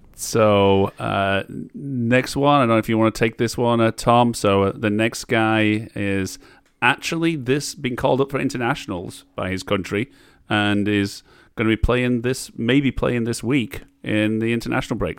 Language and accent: English; Barrow-in-Furness, North West England, United Kingdom; my hometown team of Barrow